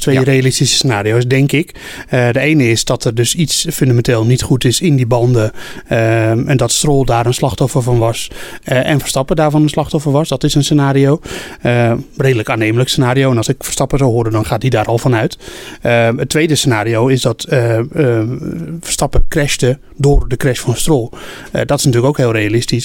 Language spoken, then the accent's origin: Dutch; Netherlands; wij zijn Nederlanders